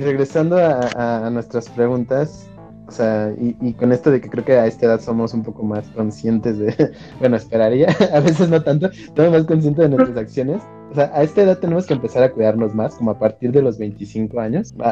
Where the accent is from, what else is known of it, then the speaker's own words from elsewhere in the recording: Mexico; como mexicanos